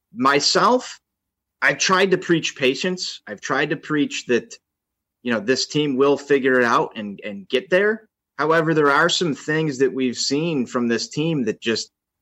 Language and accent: English; Chicago south suburbs, Illinois, United States; Born and raised, south suburbs, not in the city. If you are familiar with Chicago lingo, there's a distinct definition.